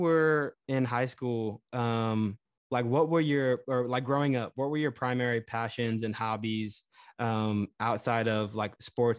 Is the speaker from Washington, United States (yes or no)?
no; Houston, Texas, United States; growing up in Texas and maybe growing up in Houston.